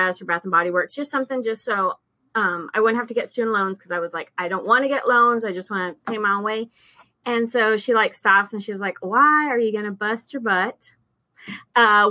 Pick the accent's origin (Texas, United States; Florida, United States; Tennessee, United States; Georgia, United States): Texas, United States; Alice; moved away as an adult; now in San Antonio, United States; I moved here from Alice, which is like Corpus, back in 1999.